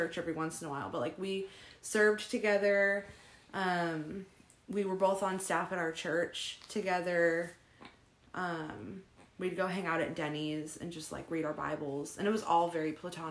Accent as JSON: {"language": "English", "town": "San Diego", "region": "California", "country": "United States", "said": "we're from San Diego."}